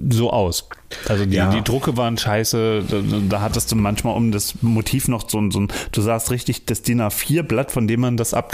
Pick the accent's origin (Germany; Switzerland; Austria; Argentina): Germany; Berlin; Ich bin Berliner.